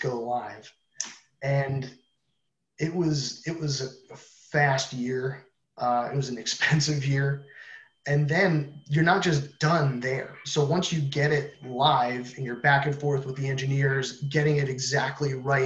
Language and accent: English; New Jersey, United States; moved away as an adult; also born or lived in Massachusetts; I'm from New Jersey.